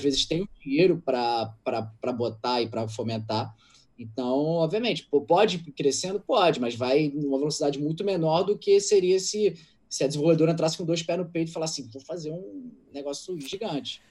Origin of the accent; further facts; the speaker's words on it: Rio de Janeiro, Brazil; eu sou do Andaraí, eu moro no Andaraí até hoje